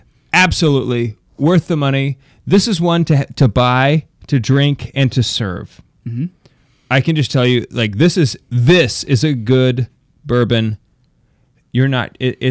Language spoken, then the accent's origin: English; Ireland; Yes, because I am Irish, and I eat butter.